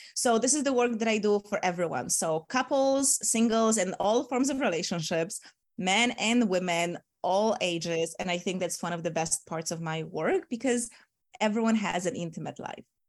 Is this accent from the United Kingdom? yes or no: no; Poland; moved away; also born or lived in Bali, Indonesia / Asia; I'm from Poland